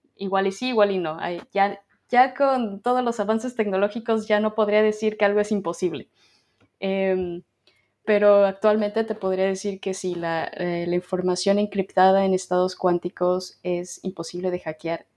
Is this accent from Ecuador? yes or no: no; Mexico; moved away as an adult; also born or lived in Ireland; now in Dublin, Ireland; La razón por la que yo me salí de México